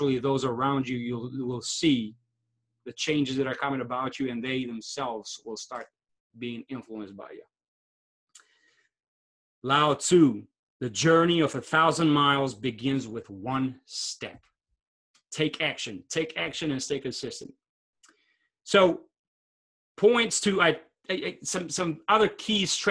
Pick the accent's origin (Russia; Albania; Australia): Albania; moved away; I'm from Albania originally